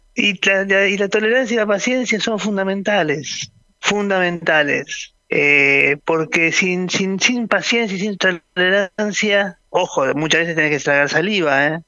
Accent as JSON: {"language": "Spanish", "country": "Argentina"}